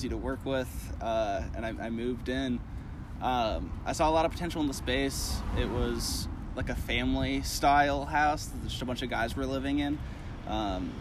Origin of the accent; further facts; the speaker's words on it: Kansas City, Missouri, United States; also born or lived in California; I grew up in Kansas City